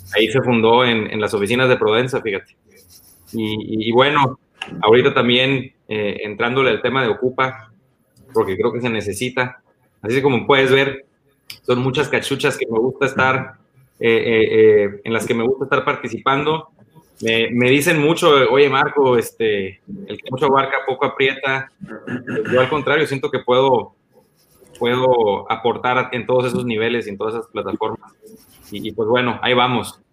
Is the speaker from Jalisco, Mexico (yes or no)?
no; Mexicali, Baja California, Mexico; el amor profundo que tengo por Mexicali, el amor profundo que tengo por mi tierra